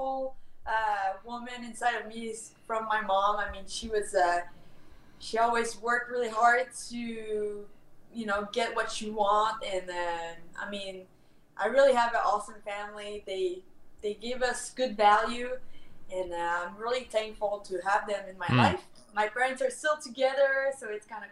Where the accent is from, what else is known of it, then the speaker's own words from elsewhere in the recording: Canada; accent: French; English is a second language; with my French accent kind of represent the French part of Canada